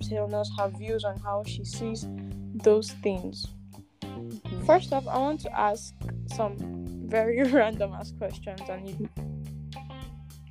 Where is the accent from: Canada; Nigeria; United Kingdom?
Nigeria; I'm Nigerian